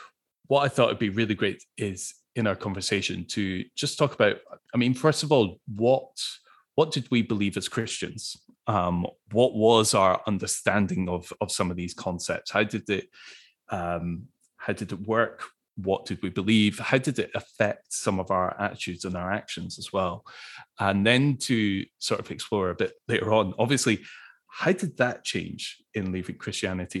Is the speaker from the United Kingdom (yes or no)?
yes; Scotland, United Kingdom; as a Scot